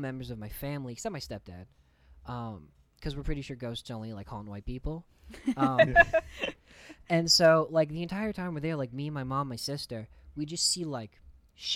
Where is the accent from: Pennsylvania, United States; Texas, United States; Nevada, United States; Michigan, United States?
Texas, United States; Humble; our house, where I grew up outside of Houston in a little town called Humble.